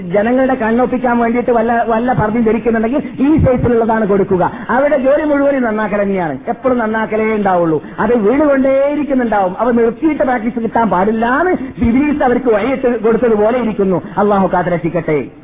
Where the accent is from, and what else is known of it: Kasaragod, Kerala, India; born or raised there